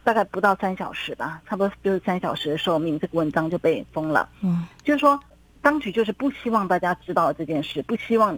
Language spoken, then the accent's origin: Chinese; Taiwan; now in China; 其实他们外卖已经很久了，可是我就是还是保持着我台湾人的习惯。